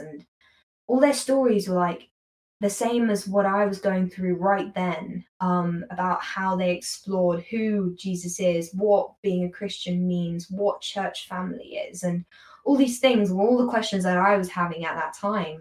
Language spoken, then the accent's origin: English; United Kingdom; accent: British; as a British person, as I say in my most British accent